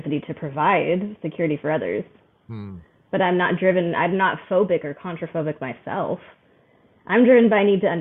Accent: Arizona, United States; also born or lived in New Mexico; I was born in New Mexico, but grew up most of my memorable childhood in Arizona

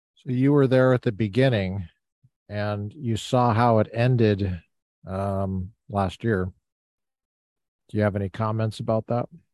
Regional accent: Colorado, United States; I grew up in Colorado

